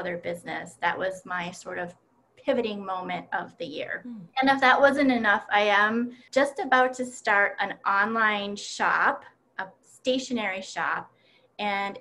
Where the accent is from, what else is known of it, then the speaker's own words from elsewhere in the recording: Timmins, Ontario, Canada; moved away as an adult; now in Rochester, United States; I grew up in a very cold climate up in Timmins, Ontario